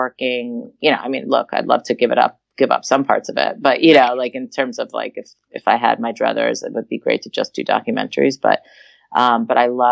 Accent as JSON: {"language": "English", "region": "New York", "country": "United States", "tie": "born or raised there", "also_born_or_lived": "Philadelphia", "moved": "yes", "lives_now": "Los Angeles, United States", "said": "We grew up in New York"}